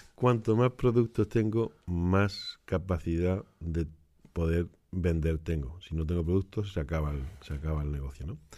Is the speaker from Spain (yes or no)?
yes; Granada, Andalusia, Spain; also born or lived in Barcelona; now in Utrecht, Netherlands; nací en Barcelona, pero me crié en Granada.